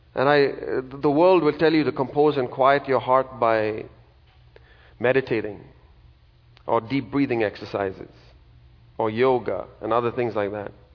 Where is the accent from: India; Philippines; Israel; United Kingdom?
India; now in United States; I'm from a country in India